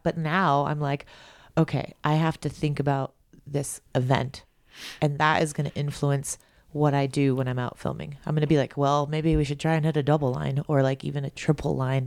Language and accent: English; Big Bear, California, United States; I'm from Big Bear. It's like the mountains aren't that big